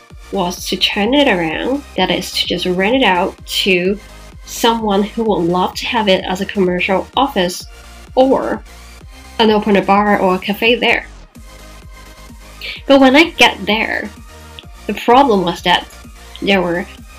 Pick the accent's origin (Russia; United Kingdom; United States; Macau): Macau; my own real estate company in my hometown Macau